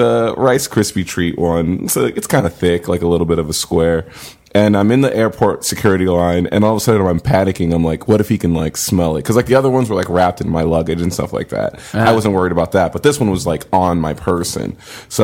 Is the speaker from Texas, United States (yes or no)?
yes; McAllen, Texas, United States; moved away as an adult; also born or lived in California; I grew up in McAllen, Texas. I went to high school there.